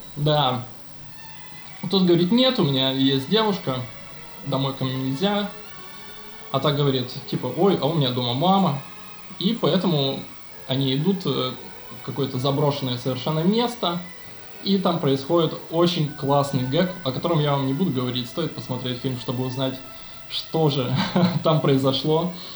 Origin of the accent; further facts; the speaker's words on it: Omsk, Omsk Oblast, Russia; я я из Омска